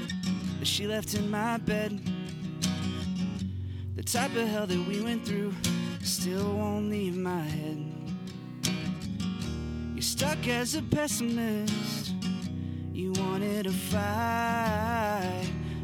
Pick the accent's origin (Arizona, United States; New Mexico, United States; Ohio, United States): New Mexico, United States; Albuquerque; There's these little flowers in New Mexico, where I'm from. I'm from Albuquerque, New Mexico.